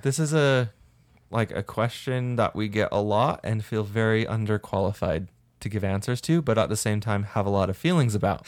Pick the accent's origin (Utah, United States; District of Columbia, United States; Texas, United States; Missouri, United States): Utah, United States; St. George; I grew up in Saint George, which has a lot of cockroaches